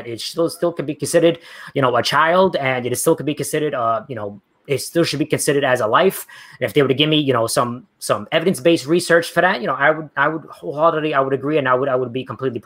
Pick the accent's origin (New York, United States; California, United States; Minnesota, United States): New York, United States; I'm from New York. That's the way I talk